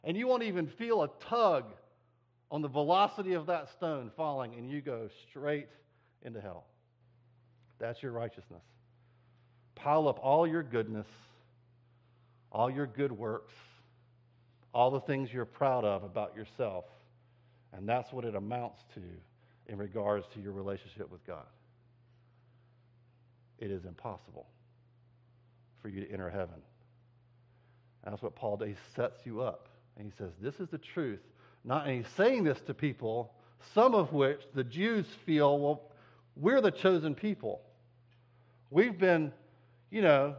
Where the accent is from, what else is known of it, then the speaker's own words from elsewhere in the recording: United States; as American Christians